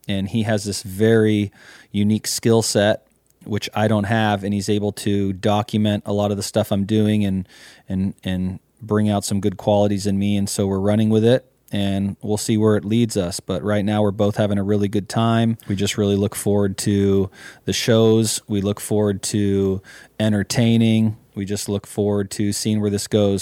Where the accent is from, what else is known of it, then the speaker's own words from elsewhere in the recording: Mendocino County, California, United States; born and bred in Mendocino County